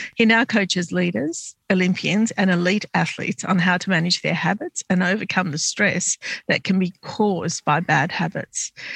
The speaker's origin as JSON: {"language": "English", "town": "Sydney", "region": "New South Wales", "country": "Australia", "tie": "born or raised there", "said": "I was born in Sydney, but my parents came from Lebanon to this country"}